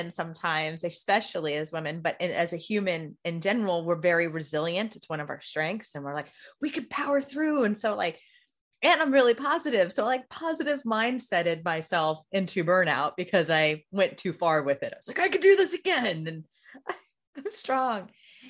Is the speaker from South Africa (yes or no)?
no; Indiana, United States; I'm from Indiana